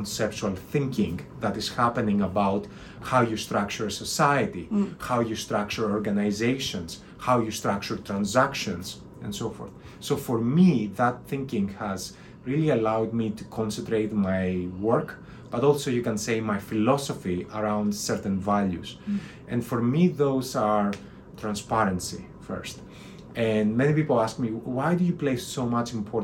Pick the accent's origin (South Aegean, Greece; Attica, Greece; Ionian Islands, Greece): Attica, Greece; Athens; moved away as an adult; also born or lived in London; I grew up in Athens, Greece, which is a wonderful place.